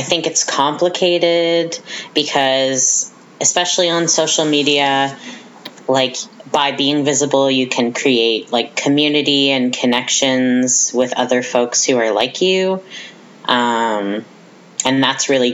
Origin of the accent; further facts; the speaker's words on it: Riverview, New Brunswick, Canada; moved away as an adult; now in Fredericton, Canada; I come from Riverview, which is a small conservative town in the Moncton area, and I was one of like three openly queer and trans people in my high school